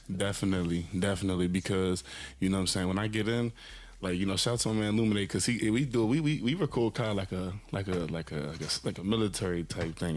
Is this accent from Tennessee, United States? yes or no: no; Landover, Maryland, United States; I'm just from um, from Landover, Maryland. You know, PG County. You know, that's where I'm from.